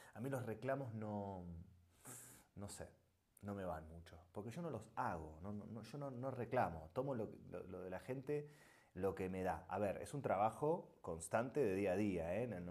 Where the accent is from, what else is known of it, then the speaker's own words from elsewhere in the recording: Argentina; moved away as an adult; also born or lived in Buenos Aires; now in Spain; Yo soy argentino, ¿eh? es, nuestro país es el mejor país del mundo